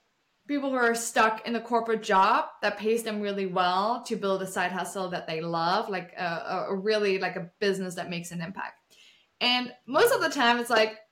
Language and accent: English; Germany; English is a second language; moved away as an adult; now in Austin, United States; I'm originally from Germany, I moved to the States 7 years ago.